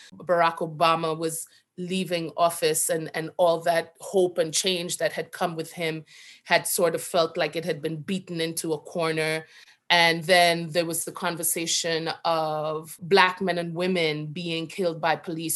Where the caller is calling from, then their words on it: New York City, New York, United States; I am calling from Brooklyn